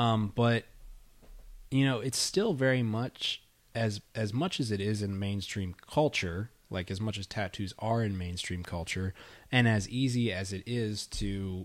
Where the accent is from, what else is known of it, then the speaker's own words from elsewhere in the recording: New York, United States; Dude, I'm from New York.